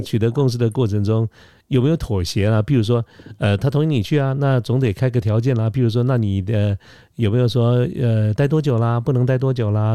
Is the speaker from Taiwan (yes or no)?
yes; Taiwan; 我们台湾人讲英文应该不算是口音很重的那种